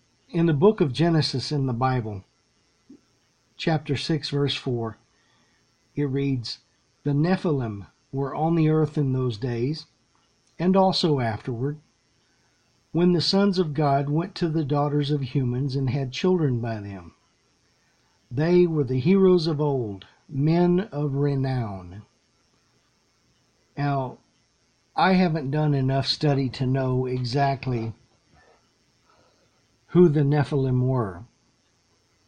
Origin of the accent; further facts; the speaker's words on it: Lexington, Texas, United States; Back where I grew up, there up in Central Texas